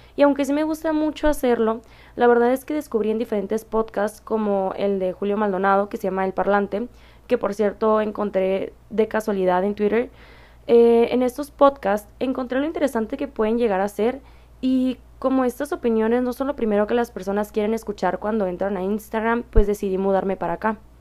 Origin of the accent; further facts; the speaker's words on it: Mexicali, Baja California, Mexico; soy de Mexicali, Baja California